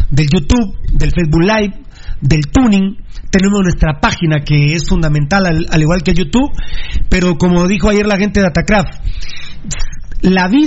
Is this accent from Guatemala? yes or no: yes; Guatemala; Siendo un país tan grande como somos los guatemaltecos